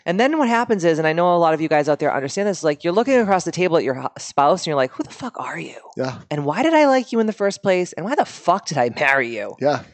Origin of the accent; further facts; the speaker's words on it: Boston, Massachusetts, United States; we are from Boston originally